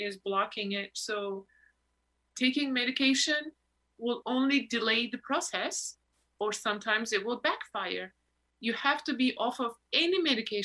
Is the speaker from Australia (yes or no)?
no; Turkey; also born or lived in New York; now in Los Angeles, United States; Why did I born in Turkey?